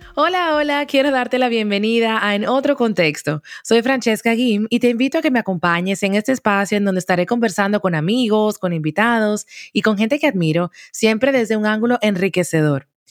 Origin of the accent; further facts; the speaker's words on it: Dominican Republic; moved away as an adult; also born or lived in Barcelona, Spain; República Dominicana, mi país natal. Así es que ya sabes que soy dominicana hasta la tambora